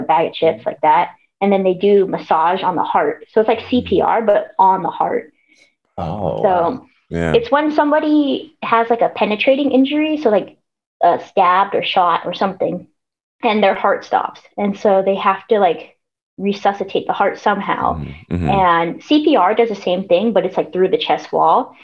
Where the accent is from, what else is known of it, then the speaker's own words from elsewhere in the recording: Long Beach, California, United States; also born or lived in San Antonio, Texas; I'm from Long Beach, you know, LBC, the place to be. I was born and raised here